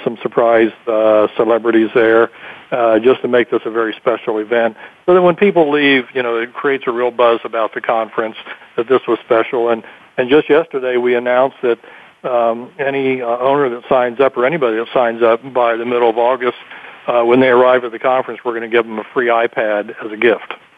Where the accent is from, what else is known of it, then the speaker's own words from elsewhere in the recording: Columbus, Ohio, United States; in Ohio, especially my home state